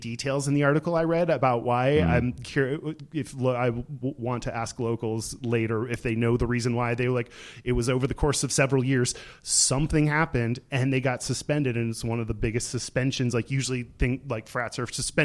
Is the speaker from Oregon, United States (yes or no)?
no; Texas, United States; I grew up in Texas